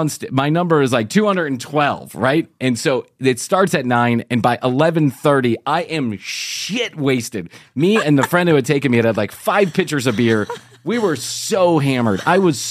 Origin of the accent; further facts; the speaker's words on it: Atlanta, Georgia, United States; from Atlanta, Georgia